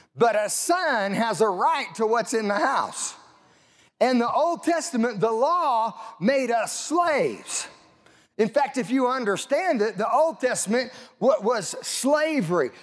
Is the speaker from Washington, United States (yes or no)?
no; Southeast Colorado, United States; I grew up in Southeast Colorado